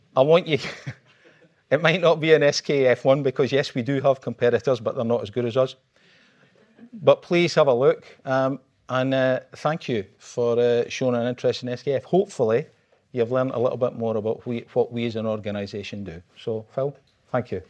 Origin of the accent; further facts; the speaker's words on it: Scotland, United Kingdom; I'm Scottish